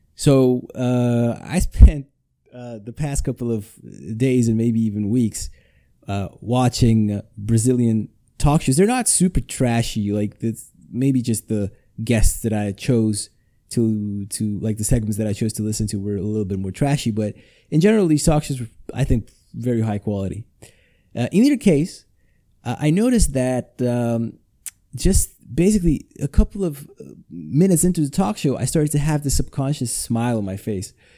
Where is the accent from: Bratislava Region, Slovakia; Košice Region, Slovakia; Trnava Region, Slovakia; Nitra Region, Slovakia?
Košice Region, Slovakia; Košice; English is a second language; I'm recording this in my hometown, Košice, Slovakia.